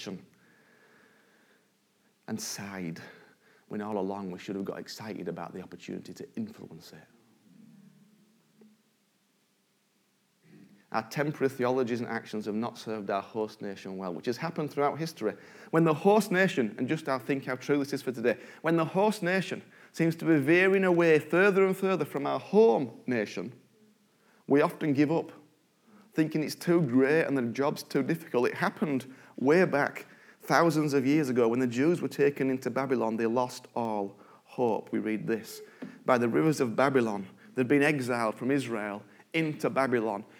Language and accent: English; United Kingdom